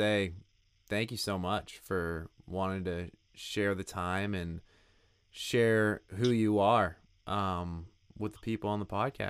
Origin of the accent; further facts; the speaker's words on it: Gorham, Maine, United States; I grew up with him in Gorham, Maine